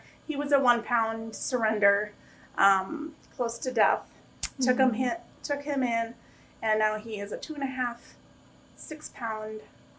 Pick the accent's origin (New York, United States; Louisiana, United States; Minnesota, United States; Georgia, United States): Minnesota, United States; moved away as an adult; now in Florida, United States; So I am originally from Minnesota, so big snow girl, not really. Moved to the South about 10 years ago, loved the heat